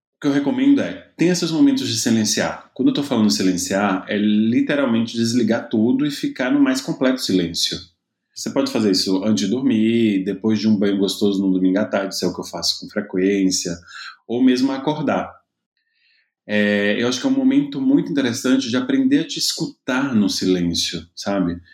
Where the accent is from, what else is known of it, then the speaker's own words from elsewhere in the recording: Seabra, Bahia, Brazil; also born or lived in Itaberaba; Então eu acabei nascendo em Itaberaba, mas eu sou mesmo de Seabra, que foi onde eu me criei